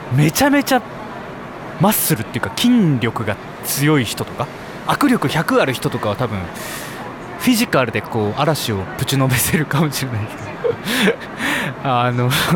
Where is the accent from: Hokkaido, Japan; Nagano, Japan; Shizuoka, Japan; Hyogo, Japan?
Hokkaido, Japan; Sapporo; 私生まれも育ちも札幌